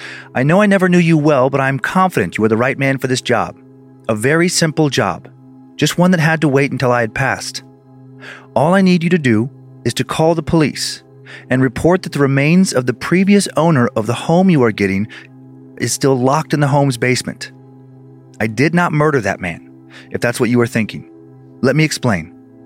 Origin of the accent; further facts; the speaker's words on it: Phoenix, Arizona, United States; He did visit my father and our family a few times, maybe just twice, when I was growing up in Phoenix.